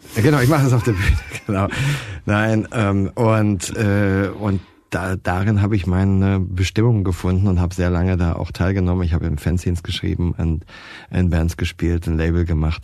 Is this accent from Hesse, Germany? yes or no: no; Baden-Baden, Baden-Württemberg, Germany; ich bin in Baden-Baden aufgewachsen